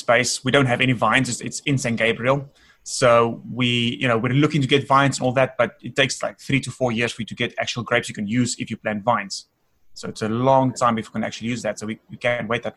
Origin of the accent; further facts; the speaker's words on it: South Africa; also born or lived in Northern California; now in United States; I'm from South Africa originally, born and raised.